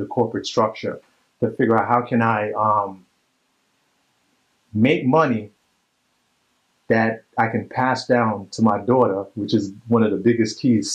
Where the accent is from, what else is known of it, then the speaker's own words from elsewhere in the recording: New York City, New York, United States; I'm from Brooklyn